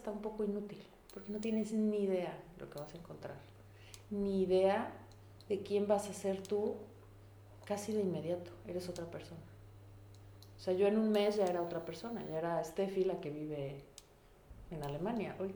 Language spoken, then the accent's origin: Spanish; Mexico City, Mexico; moved away as an adult; vengo de la Ciudad de México, en donde que somos 23 millones de personas, y vivo hoy en un pueblo de 10 mil.